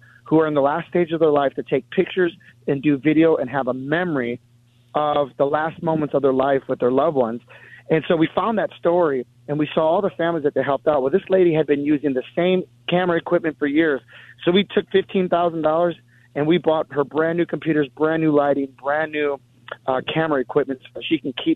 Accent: Milwaukee, Wisconsin, United States; I'm from Milwaukee, Wisconsin

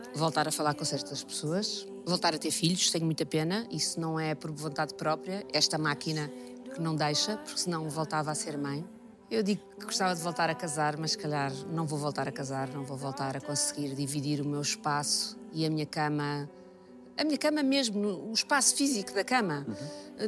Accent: Lisbon, Portugal; also born or lived in Cascais; Lisboa, que é a cidade onde eu nasci

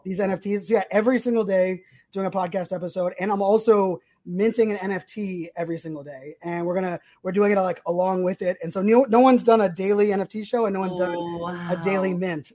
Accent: Virginia Beach, Virginia, United States; also born or lived in Pittsburgh, Pennsylvania; I grew up, I lived in Sandbridge, growing up in Sandbridge.

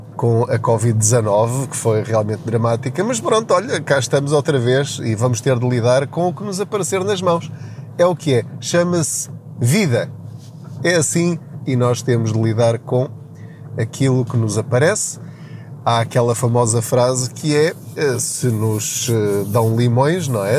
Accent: Portugal; a nossa mentalidade enquanto portugueses

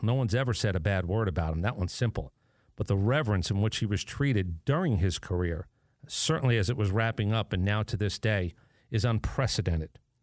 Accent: New York City, New York, United States; I was born there

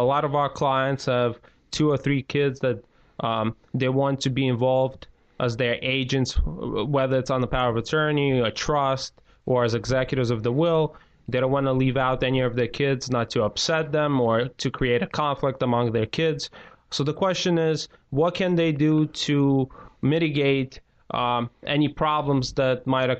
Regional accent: Belarus; From Belarus.

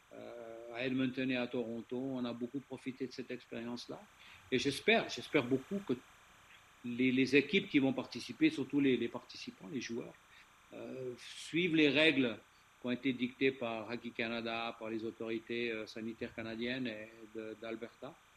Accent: Switzerland; chez nous en Suisse

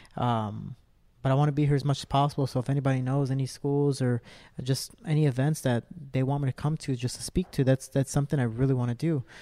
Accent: Cicero, Illinois, United States; I'm a kid from Cicero.

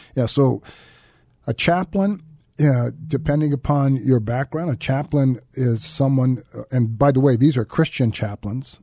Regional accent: Santa Clara, California, United States; I grew up in Santa Clara, California.

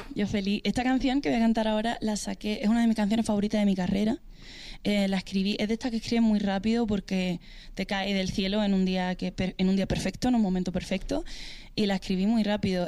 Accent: Spain; mi país

